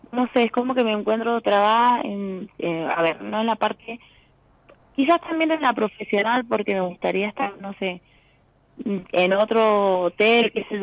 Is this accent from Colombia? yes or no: no; Mendoza, Argentina; De Mendoza.